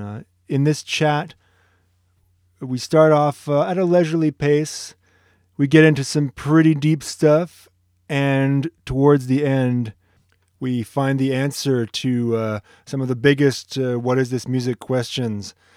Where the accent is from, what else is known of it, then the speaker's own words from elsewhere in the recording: Ottawa, Ontario, Canada; moved away; I'm from Ottawa